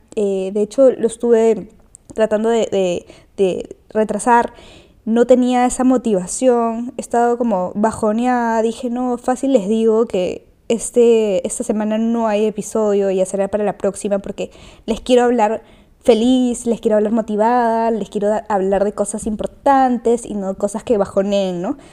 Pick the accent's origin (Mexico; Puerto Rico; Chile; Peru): Peru; Soy de Perú